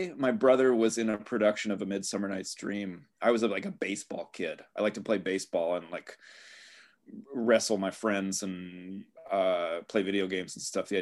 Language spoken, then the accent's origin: English; Bay Area, California, United States; also born or lived in Canada / Atlanta, Georgia / Los Altos / Cupertino; I was born in Canada, but I grew up mostly in the Bay Area